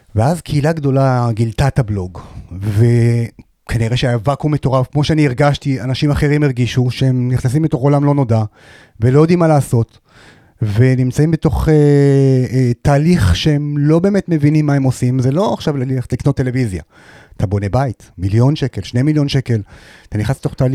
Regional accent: Hadera, Haifa District, Israel; אני בן 45, מחדרה, נשוי, פלוס שלושה

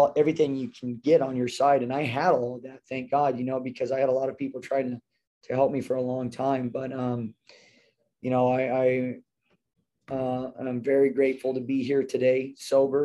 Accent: Temecula, California, United States; And grew up here in Temecula. My parents are from San Diego, and I grew up in Temecula

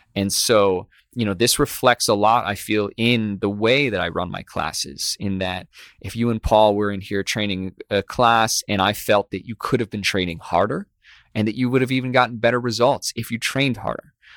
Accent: Midwest, United States; growing up in the Midwest

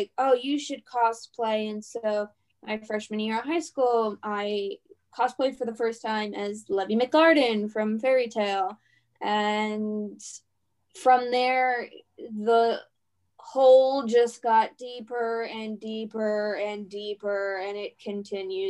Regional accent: Pittsburgh, Pennsylvania, United States; I am from Pittsburgh, Pennsylvania

